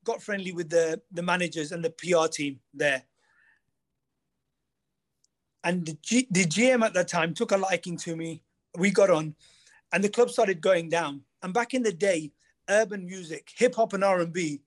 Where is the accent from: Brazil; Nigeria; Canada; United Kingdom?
United Kingdom; Leicester, East Midlands; also born or lived in Los Angeles; my hometown, Leicester